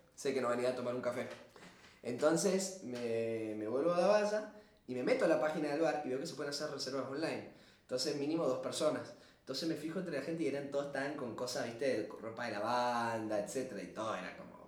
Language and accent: Spanish; Argentina; siendo argentino, latino